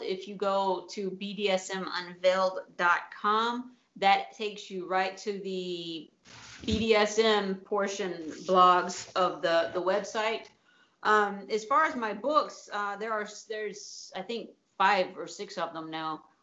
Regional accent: Tennessee, United States; now in Italy; I grew up in Tennessee

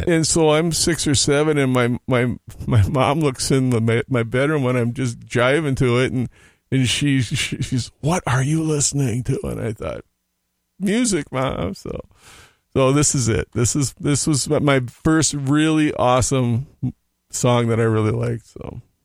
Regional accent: Hopkins, Minnesota, United States; also born or lived in Oklahoma; my folks moved back to Minnesota where right after I was born. I was raised in Hopkins

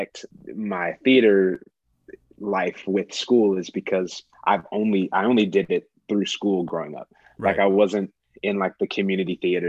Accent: Kansas City, Missouri, United States; So I'm originally from Kansas City, Missouri, born and raised, grew up around the Paseo area. For those of you who know, the KC area. I lived there till I was about eight.

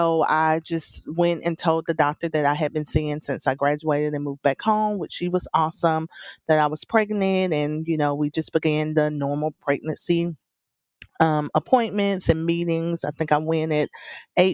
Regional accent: South Alabama, United States; I was born in Alabama. I'm a South Alabama girl.

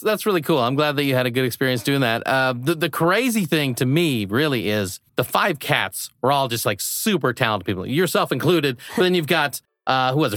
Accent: Midwest, United States; moved away; I grew up in the Midwest

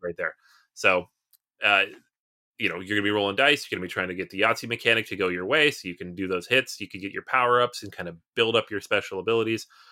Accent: United States; we're American

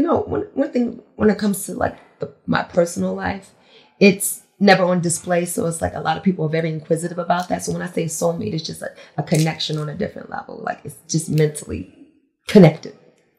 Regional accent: Glen Burnie, Maryland, United States; Small town, Glen Burnie. Very small.

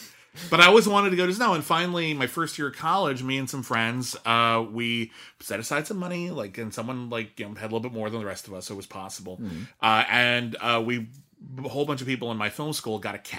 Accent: Southern California, United States; I grew up in Southern California.

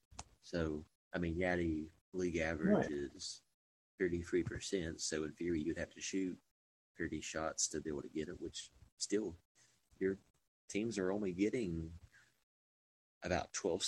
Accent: United States; growing up in Washington as a kid

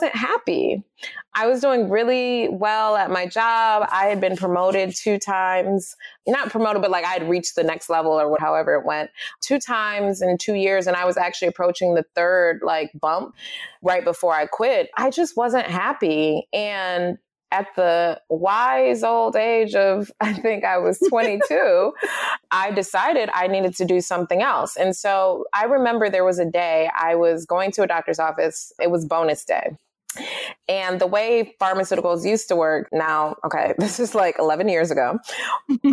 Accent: Detroit, Michigan, United States; I was born and raised in Detroit. My parents are Ugandan immigrants

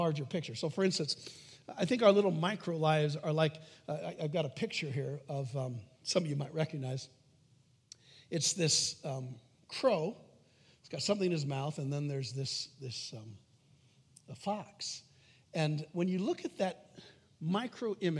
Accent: United States; I'm an American

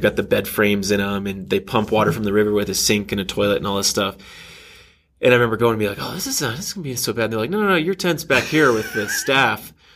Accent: Texas, United States; moved away as an adult; also born or lived in Kansas City, Missouri / Austin, Texas / Grapevine, Texas / Los Angeles, California; grew up in Texas uh, for most of my life. Uh, did a couple of stints in Kansas City, Missouri uh, for dad's job but mostly in Austin and then Grapevine, which is in between Dallas and Fort Worth

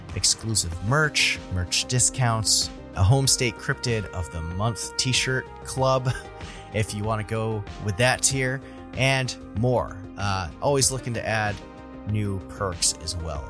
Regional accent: New England, United States; I'm from New England, so I pronounce, uh, I pronounce the state it's from, uh, like, uh, Nevada

